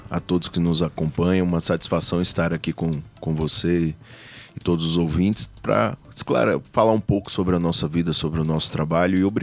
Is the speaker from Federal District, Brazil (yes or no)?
yes; Brasília, Federal District, Brazil; Sou de Brasília, né, filho do Odilon Aires, da, da Helena. Meus pais são tocantinenses, né? O, antigamente Goiás.